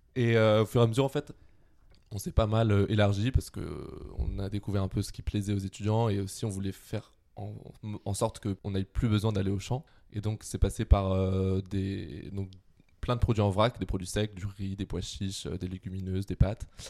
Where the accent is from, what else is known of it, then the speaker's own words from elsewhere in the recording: Quimper, Brittany, France; moved away as an adult; je viens de Quimper, donc en Bretagne